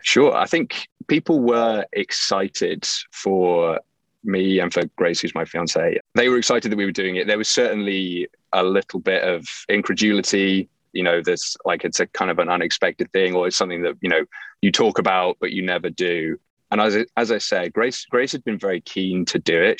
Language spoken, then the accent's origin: English; England, United Kingdom; moved away as an adult; also born or lived in Livingston, New Jersey / Winter Park, Florida / Rochester, New York / New York City; I was actually born in Livingston, New Jersey, which, you know, people tend not to get from my accent. And uh, my parents were expats. So they moved back to England when I was two, and I grew up there, did all of my schooling there